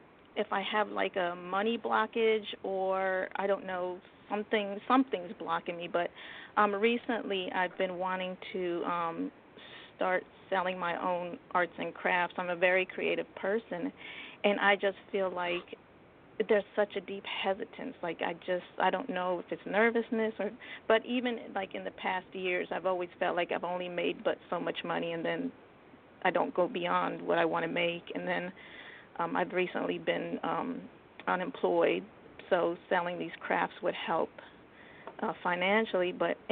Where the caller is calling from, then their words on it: Delaware, United States; I'm from Delaware.